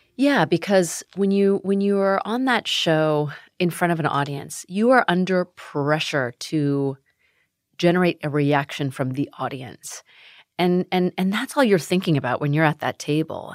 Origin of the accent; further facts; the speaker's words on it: United States; also born or lived in Sacramento, California; being Asian American